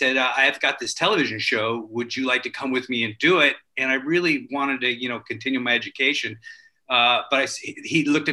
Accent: Culver City, California, United States; I grew up in Culver City, right across from MGM.

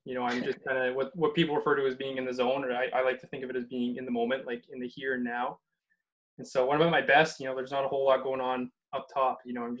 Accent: Alberta, Canada; moved away as an adult; I kind of lived all over Alberta. I've lived in a handful of cities, and as of right now, my hometown is actually just outside of Edmonton.

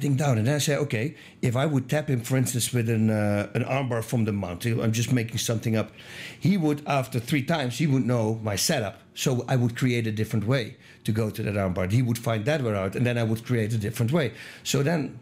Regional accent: Eindhoven, North Brabant, Netherlands; moved away; I'm from Eindhoven, Holland

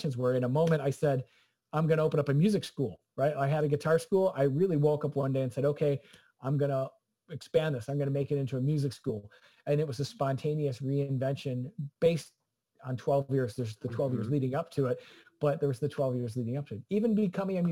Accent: Clarendon Hills, Illinois, United States; moved away as an adult; also born or lived in Boston; I'm from Clarendon Hills, Illinois

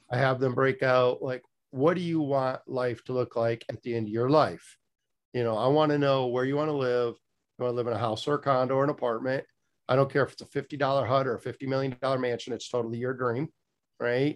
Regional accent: Michigan, United States; moved away as an adult; also born or lived in South Florida; now in Fort Pierce, United States; I was born and raised in Michigan

